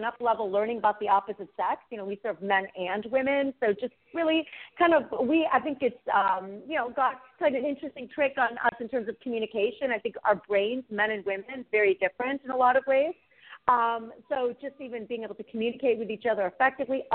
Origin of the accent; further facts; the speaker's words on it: United States; born and raised in the States, two parents who immigrated from abroad.